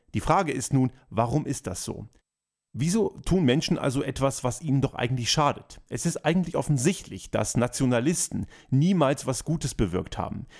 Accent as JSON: {"language": "German", "country": "Austria", "said": "bei uns in Österreich"}